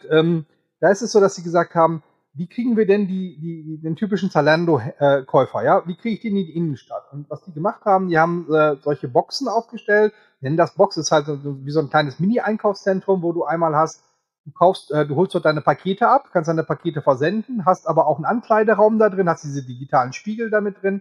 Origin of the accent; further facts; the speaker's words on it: Coesfeld, North Rhine-Westphalia, Germany; Oder wir nehmen auch von mir aus meine Heimat, hier Coesfeld oder Dülmen.